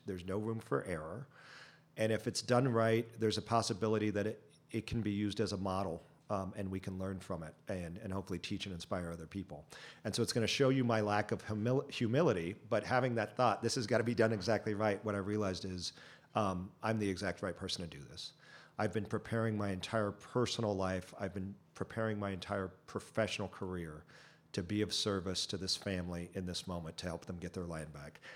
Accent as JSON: {"language": "English", "town": "Chino", "region": "California", "country": "United States", "tie": "born or raised there", "said": "I grew up in Chino, about an hour, uh, southeast of here"}